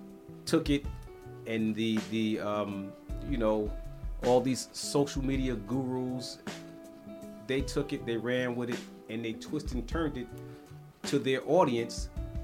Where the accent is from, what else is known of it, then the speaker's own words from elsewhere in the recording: New York City, New York, United States; I grew up in New York, the 80s, the big crack era